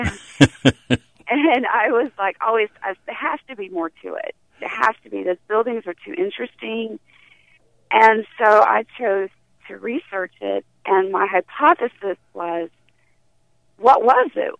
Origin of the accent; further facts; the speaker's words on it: High Point, North Carolina, United States; I grew up in High Point